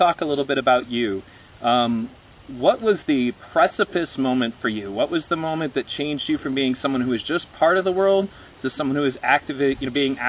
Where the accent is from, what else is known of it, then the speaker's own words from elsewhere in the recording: Pontiac, Michigan, United States; I grew up in Pontiac, actually.